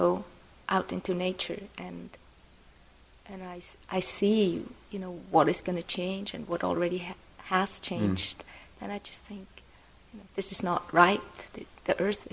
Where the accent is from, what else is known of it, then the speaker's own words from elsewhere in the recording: Switzerland; now in Boston, United States; I'm from Switzerland